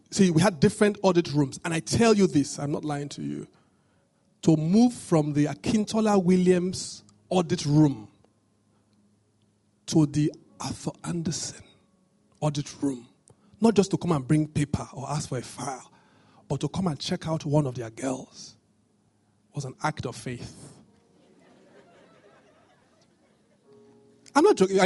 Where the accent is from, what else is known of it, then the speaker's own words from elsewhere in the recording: Benin City, Edo, Nigeria; I grew up in Benin